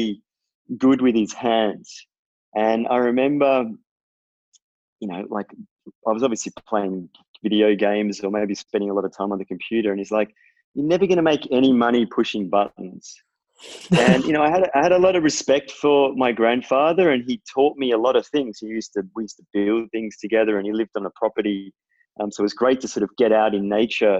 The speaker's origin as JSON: {"language": "English", "town": "Melbourne", "region": "Victoria", "country": "Australia", "tie": "born or raised there", "said": "I'm from Melbourne. And I grew up in sort of the Bayside suburbs around Elwood kind of area"}